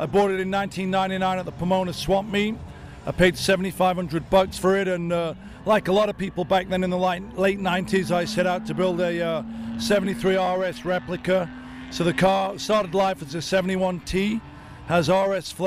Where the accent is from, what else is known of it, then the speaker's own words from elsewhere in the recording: Sheffield, Yorkshire and the Humber, United Kingdom; moved away as an adult; I'm from Sheffield, England. I grew up there until I was 19.